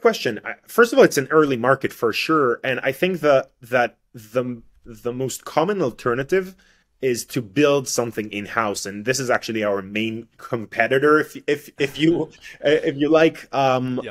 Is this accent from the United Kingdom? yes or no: no; Israel; first language Hebrew; English is a second language; I'm I'm coming from Israel. My my my mother's tongue uh, language is not English, is is is Hebrew.